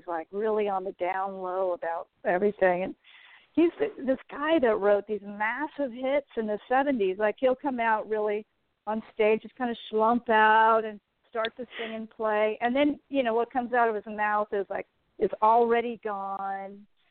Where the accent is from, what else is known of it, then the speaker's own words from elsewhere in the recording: California, United States; also born or lived in Los Angeles, United States; Well, I was born in Los Angeles, and my parents moved us around California every 3 or 4 years.